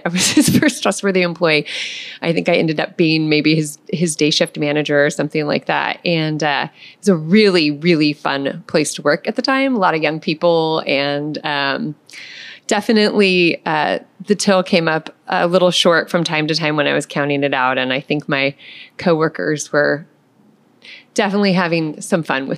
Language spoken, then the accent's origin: English; McMinnville, Oregon, United States; I grew up here in McMinnville. I'm a hometown girl